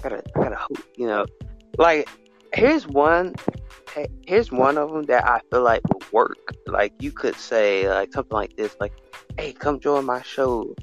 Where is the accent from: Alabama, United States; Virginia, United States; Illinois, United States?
Alabama, United States; I'm from America, but I'm from Alabama, basically, a little small state